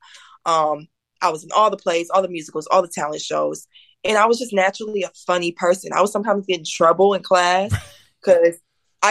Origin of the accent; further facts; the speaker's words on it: Toledo, Ohio, United States; also born or lived in Detroit, Michigan; So I'm from Detroit, Michigan, but I grew up in Ohio, Toledo, Ohio